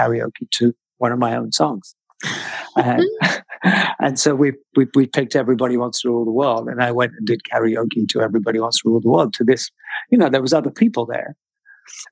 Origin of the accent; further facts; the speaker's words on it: United Kingdom; I'm British